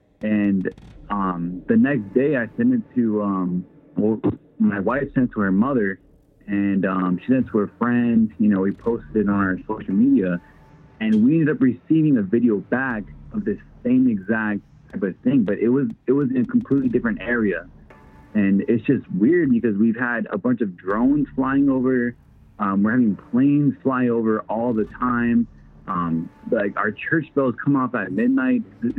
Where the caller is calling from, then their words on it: Nebraska, United States; I'm from Nebraska.